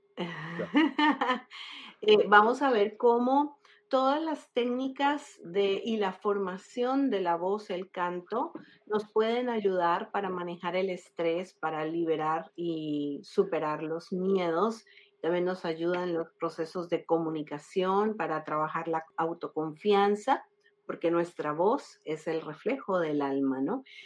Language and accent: Spanish; Colombia; now in Florida, United States; Soy colombiana de nacimiento, eh, llevo 20 años viviendo en la Florida, en los Estados Unidos